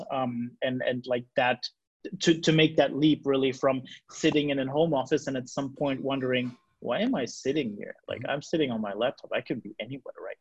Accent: Germany; I'm 34 years old. I'm from Germany

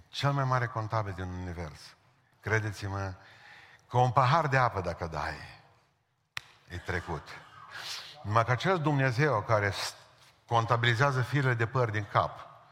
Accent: Romania; în țară la noi

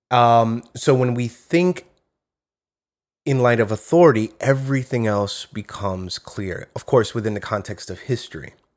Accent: New York, United States; I speak as a New Yorker

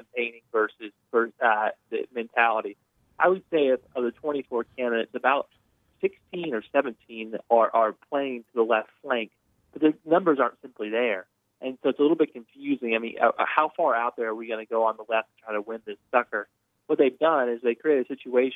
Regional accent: Tennessee, United States; moved away; I'm from Tennessee originally.

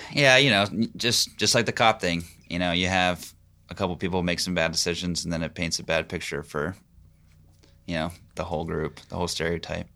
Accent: Pennsylvania, United States; now in Knoxville, United States; I'm from Pennsylvania.

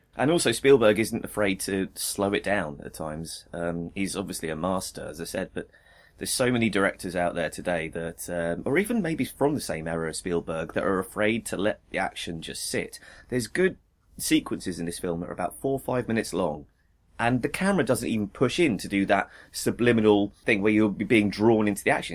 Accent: United Kingdom; as a Brit

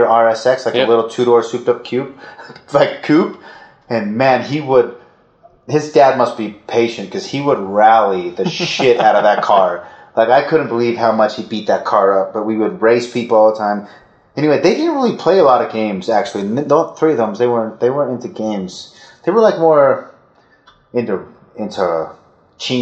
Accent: Orem, Utah, United States; I went to Orem High.

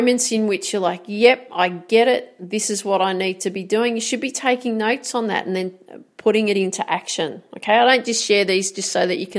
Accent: Australia; I'm an Aussie

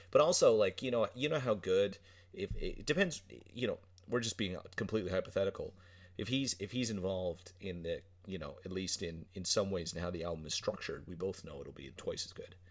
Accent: Newfoundland and Labrador, Canada; accent: Newfoundland; we're on this island on the edge

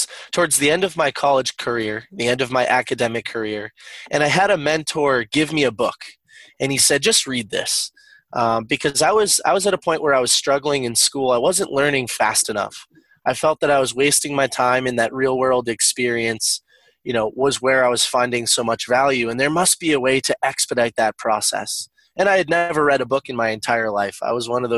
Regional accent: northeastern Massachusetts, United States; I'm from northeastern Massachusetts.

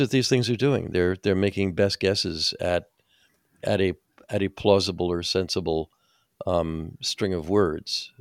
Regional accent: New Jersey, United States; I'm from New Jersey

